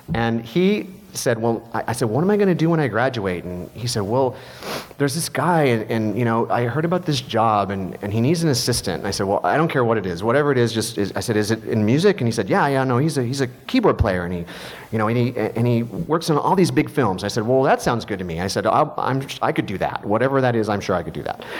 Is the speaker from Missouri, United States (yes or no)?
yes; Missouri, United States; I grew up in Missouri